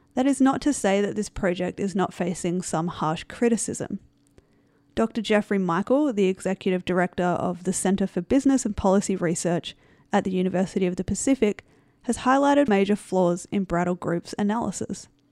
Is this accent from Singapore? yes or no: no; Australia; I am from Australia